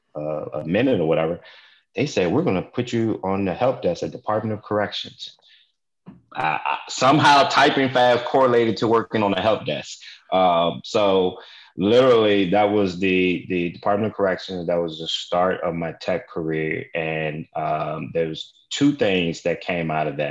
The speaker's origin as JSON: {"language": "English", "town": "Richmond", "region": "Virginia", "country": "United States", "tie": "born or raised there", "said": "I grew up in Richmond, Virginia"}